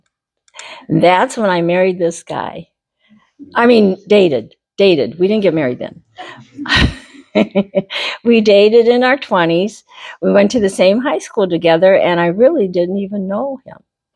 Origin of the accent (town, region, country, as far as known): northwestern Indiana, United States; born or raised there; also born or lived in Decatur, Illinois; now in Greenwood, Indiana, United States